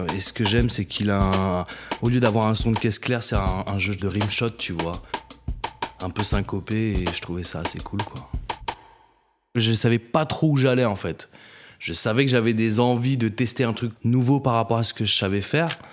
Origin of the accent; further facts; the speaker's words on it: Paris, Île-de-France, France; also born or lived in Maisons-Alfort; je suis né à Paname